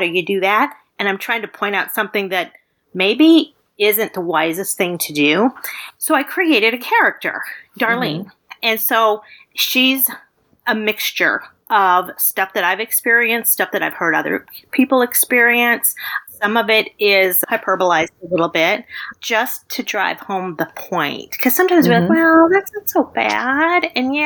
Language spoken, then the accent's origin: English; Midwest, United States; I grew up in the Midwest